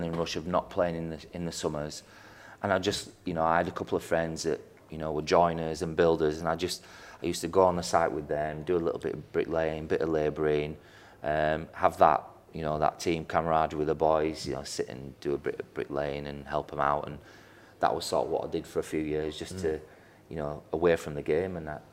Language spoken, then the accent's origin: English; Yorkshire and the Humber, United Kingdom; Being a Yorkshireman